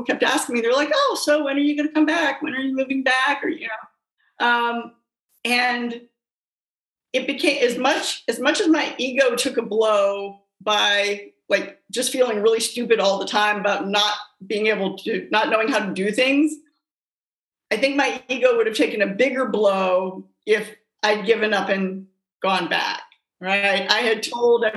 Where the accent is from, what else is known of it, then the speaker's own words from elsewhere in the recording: Virginia, United States; moved away as an adult; also born or lived in Los Angeles, California; I grew up in Virginia in a very normal middle-class family